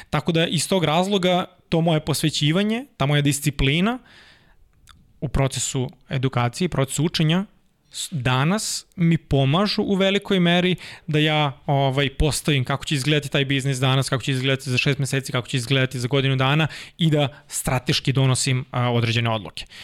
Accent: Kruševac, Rasina District, Serbia; moved away; also born or lived in Belgrade; ja dolazim iz Kruševca, mhm. Kruševac je manja sredina u kojoj imaš jednu ekonomsku školu, imaš jednu gimnaziju, jednu medicinsku, jednu muzičku

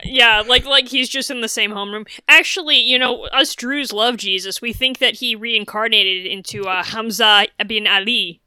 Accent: New England, United States; growing up in New England, a lot of congregational churches

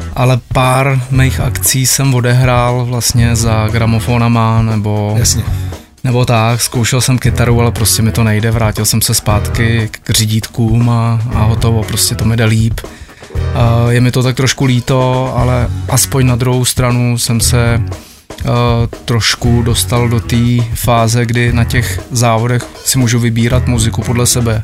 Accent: Benátky nad Jizerou, Central Bohemian Region, Czechia; u nás v Benátkách nad Jizerou

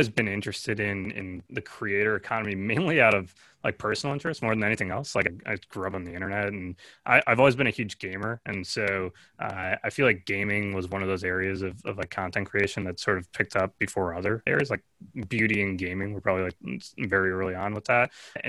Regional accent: Michigan, United States; Like I was born and raised in Michigan. And so for me, this is like my normal.

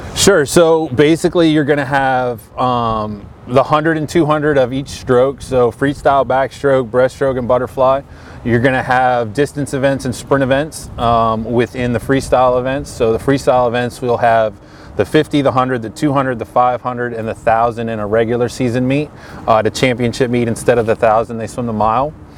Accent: Connecticut, United States; now in Greenville, United States; I'm from Connecticut originally

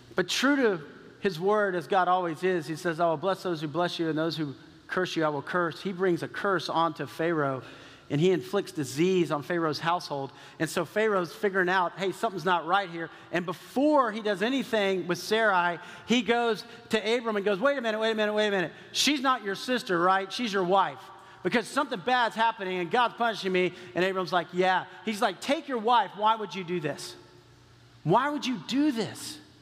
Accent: Texas, United States; I grew up in Texas

